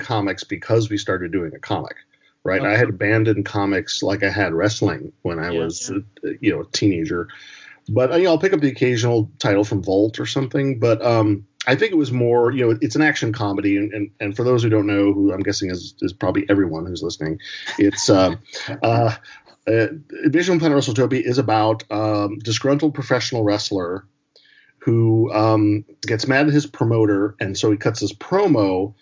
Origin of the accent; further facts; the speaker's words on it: Portland, Oregon, United States; growing up in Portland, my first exposure to professional wrestling was the NWA territory that we used to have here.